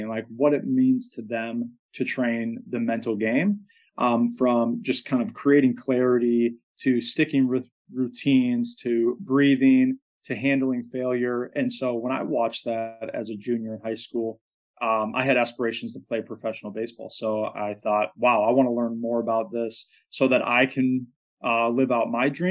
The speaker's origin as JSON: {"language": "English", "area": "just south of the Twin Cities", "region": "Minnesota", "country": "United States", "tie": "born or raised there", "said": "I grew up in Minnesota, just south of the Twin Cities"}